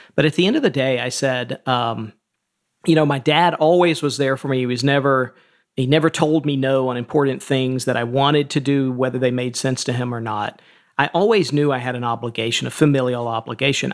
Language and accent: English; Atlanta, Georgia, United States; I grew up in, uh, the suburbs of Atlanta, and then my family is from sort of rural Georgia, and we eventually moved back to rural Georgia